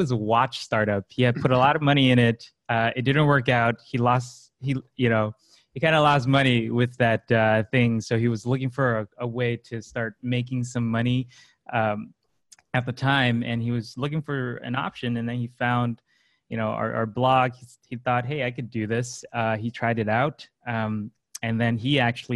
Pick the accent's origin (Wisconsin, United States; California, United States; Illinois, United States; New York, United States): California, United States; Los Angeles; also born or lived in China; I'm a Los Angeles native almost. I was born in China, but then I grew up in LA pretty much all my life.